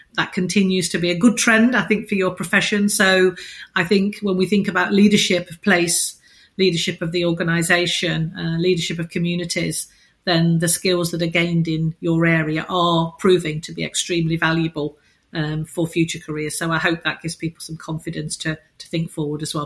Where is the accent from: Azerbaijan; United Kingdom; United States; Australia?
United Kingdom; as British people